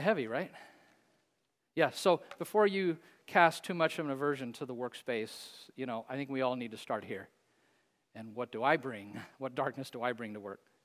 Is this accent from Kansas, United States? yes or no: yes; Hays, Kansas, United States; Bethesda Place in my hometown in Hayes, Kansas.